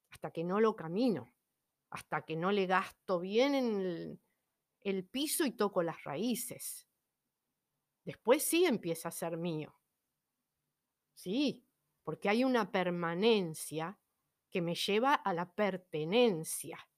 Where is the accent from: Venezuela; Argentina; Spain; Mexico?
Argentina; Buenos Aires; now in Humahuaca, Argentina; en el caso mío yo me fui, bueno, de Buenos Aires me fui al norte, a Jujuy, a la provincia de Jujuy, a Humahuaca, por ejemplo, pero no es que me fui a otro país